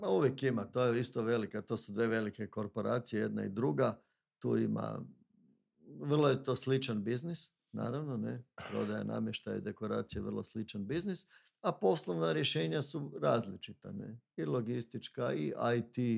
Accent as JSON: {"language": "Croatian", "area": "Zagorje", "region": "Varaždin County", "country": "Croatia", "said": "Bednjanci, to su moji, ja sam Zagorac"}